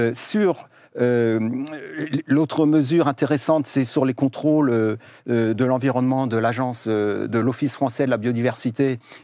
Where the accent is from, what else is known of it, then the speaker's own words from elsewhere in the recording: Mayenne, Pays de la Loire, France; je viens de Mayenne